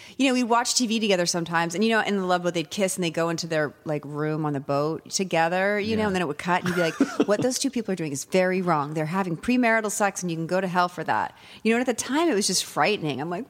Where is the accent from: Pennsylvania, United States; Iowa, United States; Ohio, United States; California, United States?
California, United States; moved away as an adult; also born or lived in Wisconsin / Virginia / Los Angeles, United States; now in New York, United States; I grew up in California from, you know, I would live there during my teenage years.